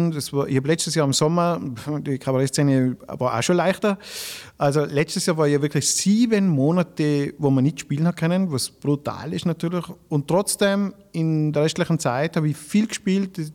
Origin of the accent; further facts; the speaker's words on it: Grins, Tyrol, Austria; now in Strengen, Austria; in Grins, wo ich wohne, ich komme aus Grins, also ich wohne eigentlich in Strengen, aber ich komme aus Grins